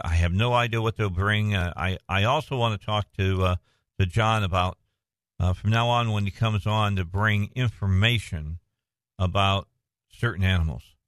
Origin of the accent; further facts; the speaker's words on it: Indiana, United States; moved away; I'm from Indiana originally